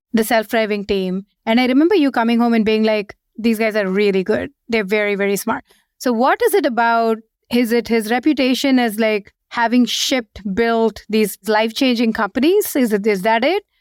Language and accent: English; India; moved away as an adult; also born or lived in Seattle, United States / San Francisco, United States; now in London, United Kingdom; we, we were born and brought up in India. We moved to the U S just as when we joined our first job